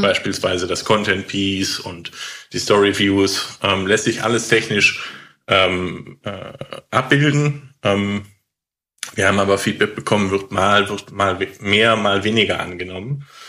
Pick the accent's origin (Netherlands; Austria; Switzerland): Netherlands; ich komme auch aus Holland